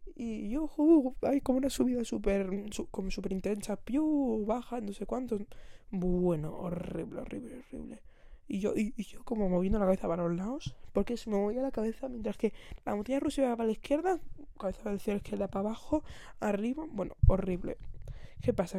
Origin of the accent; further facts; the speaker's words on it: Barcelona, Catalonia, Spain; yo vivo, bueno, vivo, soy y, de momento no me voy a ir. Soy de Barcelona